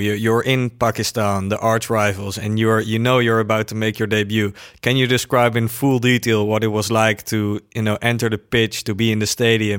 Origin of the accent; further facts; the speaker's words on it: Netherlands; I'm from the Netherlands, a small country, like 18 million people over here.